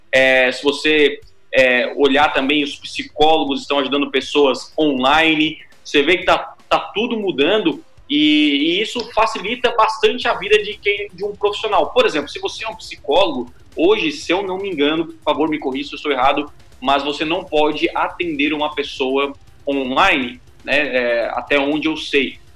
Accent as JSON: {"language": "Portuguese", "town": "Criciúma", "region": "Santa Catarina", "country": "Brazil", "said": "eu sou de Criciúma."}